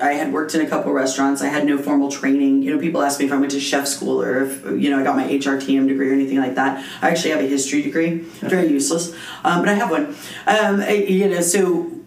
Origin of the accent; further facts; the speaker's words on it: Las Cruces, New Mexico, United States; I was born and bred in Las Cruces.